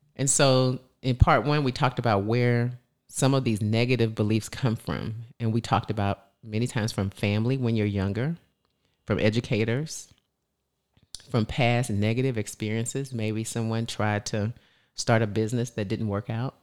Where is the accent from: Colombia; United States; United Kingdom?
United States; the South; We're from the South